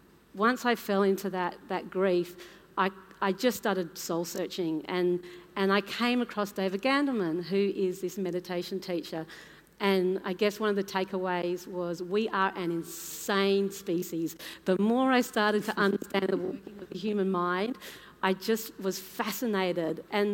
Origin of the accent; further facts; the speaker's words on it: Papua New Guinea; born there; So I was born in Papua New Guinea, my mum was born in India, my dad is from the Isle of Man in the British Isles